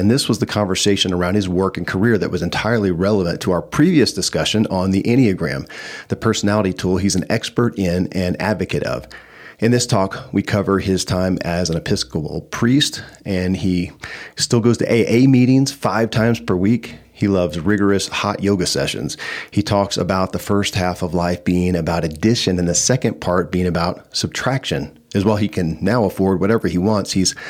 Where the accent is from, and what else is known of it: Kentucky, United States; born or raised there